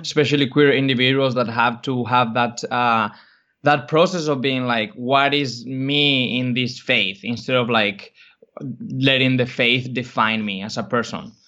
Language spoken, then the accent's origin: English; Spain; moved away; I grew up in Spain